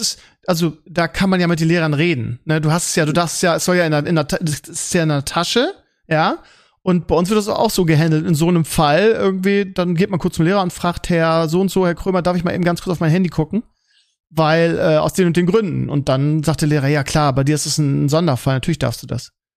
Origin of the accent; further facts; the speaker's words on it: Germany; bei uns in Deutschland